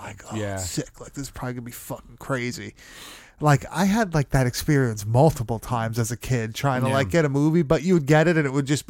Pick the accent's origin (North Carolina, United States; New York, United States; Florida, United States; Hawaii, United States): New York, United States; Long Island, Nassau County; we are from Long Island. We are from Nassau County.